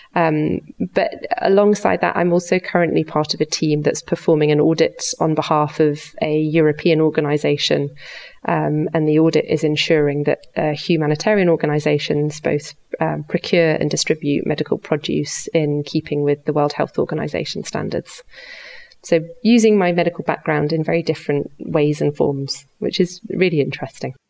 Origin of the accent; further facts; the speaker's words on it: the north of England, United Kingdom; moved away as an adult; now in Switzerland; I was born and brought up in the north of England